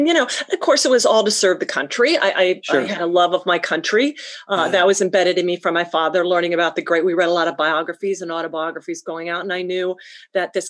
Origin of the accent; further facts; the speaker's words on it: Pennsylvania, United States; moved away as an adult; also born or lived in New Mexico / Colorado; I'm from Pennsylvania